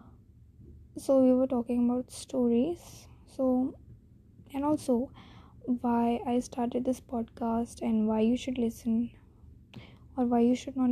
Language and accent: English; India; accent: typical Indian accent; English is a second language; I'm an Indian girl